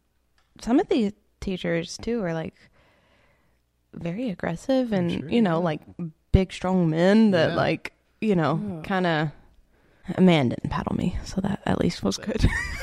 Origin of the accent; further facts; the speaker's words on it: Sand Mountain, Alabama, United States; I'm from Sand Mountain.